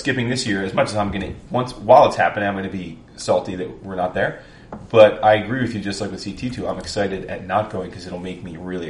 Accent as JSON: {"language": "English", "region": "East Coast", "country": "United States", "said": "we're all from the East Coast."}